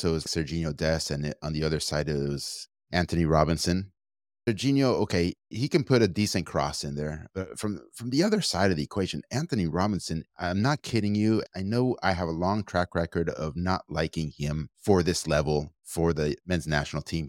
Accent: Argentina; now in United States; I come from Argentina

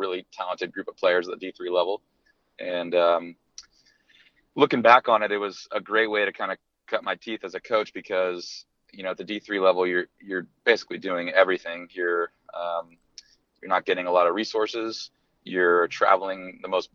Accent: East Bay, California, United States; I grew up in the East Bay, California. I'm from the Bay Area

